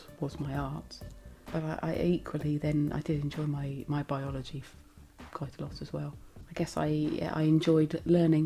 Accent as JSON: {"language": "English", "town": "Southampton", "region": "South East England", "country": "United Kingdom", "tie": "born or raised there", "said": "I was born in Southampton in Hampshire. I went to a little primary school, Botley Primary School, and then on to comprehensive, Wildon, and then sixth form college, all in Hampshire."}